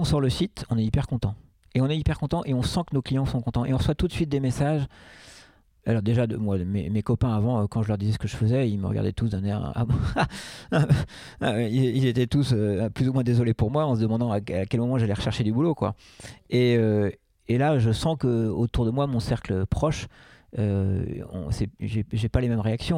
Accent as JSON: {"language": "French", "town": "Paris", "region": "Île-de-France", "country": "France", "tie": "born or raised there", "also_born_or_lived": "Rennes", "moved": "as an adult", "lives_now": "Nantes, France", "said": "Je suis né en 1973 à Rennes et j'ai vécu 7 ans là-bas. Cette année, donc j'étais tout jeune, évidemment. Et après, euh, on a déménagé à Paris. Et, donc moi, j'ai grandi à Paris. J'y ai vécu de 7 ans à 37 ans"}